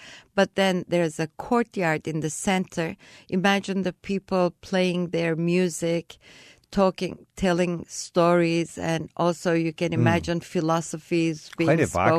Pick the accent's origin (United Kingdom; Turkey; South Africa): Turkey; Kuşadası, Aydın; Kuşadası. My hometown.